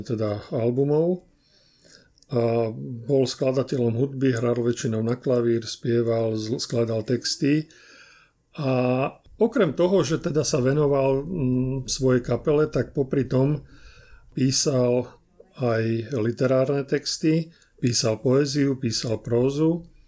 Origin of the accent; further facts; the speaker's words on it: Trstená, Žilina Region, Slovakia; ja som sa narodil na Orave, Trstenej